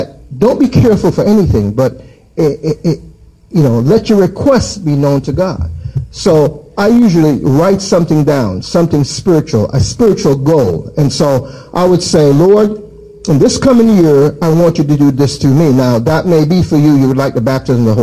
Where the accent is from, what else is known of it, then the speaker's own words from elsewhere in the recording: Jamaica; in my childhood, I grew up in Jamaica